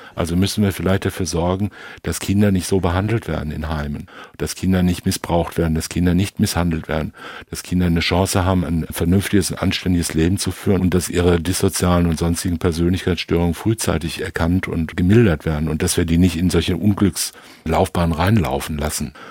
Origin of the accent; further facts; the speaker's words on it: Germany; wir sind ja aufgewachsen in Deutschland